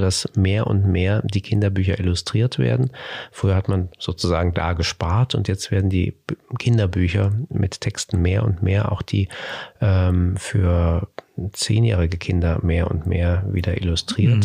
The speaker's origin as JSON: {"language": "German", "country": "Germany", "said": "bei uns in Deutschland"}